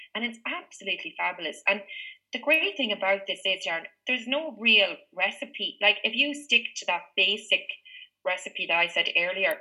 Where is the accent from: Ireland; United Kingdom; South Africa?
Ireland; Meath, Leinster; when I grew up in Meath